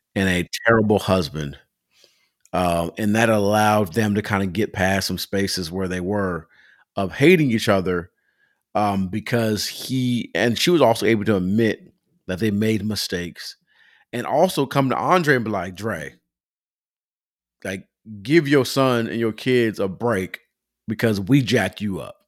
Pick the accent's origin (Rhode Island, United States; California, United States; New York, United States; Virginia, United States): California, United States; Pomona; now in Atlanta, United States; I'm Pomona growing up